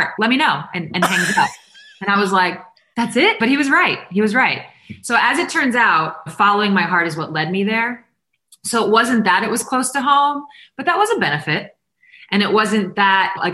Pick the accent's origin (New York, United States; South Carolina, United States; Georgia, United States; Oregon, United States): New York, United States; I'm from New York. I went to Christ the King